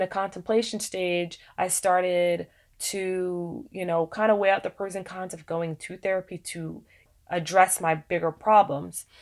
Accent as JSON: {"language": "English", "country": "United States", "said": "being African American"}